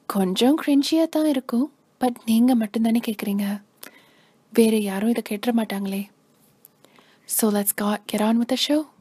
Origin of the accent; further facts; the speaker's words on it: United States; நான் இங்கே யுனைடெட் ஸ்டேட்ஸ்லேயே பிறந்து வளர்ந்த பொண்ணு